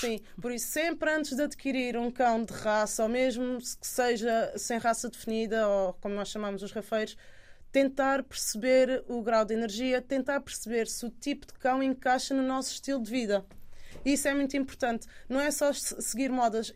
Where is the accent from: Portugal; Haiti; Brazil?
Portugal; Alentejo; eu cresci com os meus avós no Alentejo, numa quinta